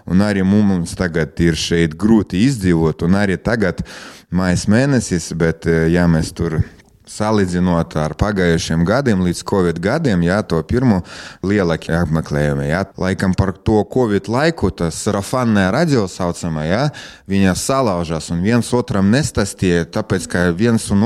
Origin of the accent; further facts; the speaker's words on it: Preiļi, Latgale, Latvia; es esmu dzimis Prēļos, ja, un mana bērnība, jaunība, ja, es visu laiku šeit un mācījos Prēļos, un nekur nebraucu no, no šejienes prom.